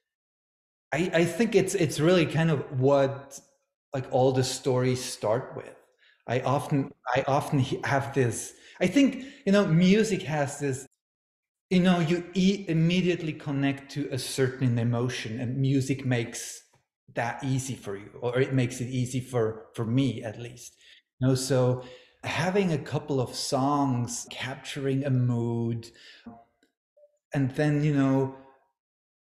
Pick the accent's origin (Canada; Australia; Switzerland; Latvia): Switzerland; moved away as an adult; now in Los Angeles, United States; I grew up in Switzerland, but I've been in Los Angeles for a little bit, you know, less than 15 years